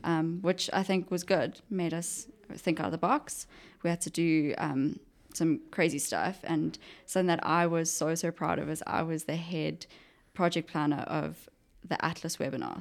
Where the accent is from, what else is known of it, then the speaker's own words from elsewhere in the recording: Johannesburg, Gauteng, South Africa; also born or lived in Pretoria; Johannesburg. Uh-huh. Um, born and bred.